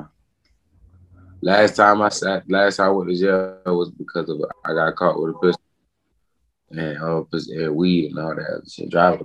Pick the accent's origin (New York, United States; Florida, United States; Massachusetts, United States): Florida, United States; Jacksonville; Life growing up in Jacksonville, I had its fun moments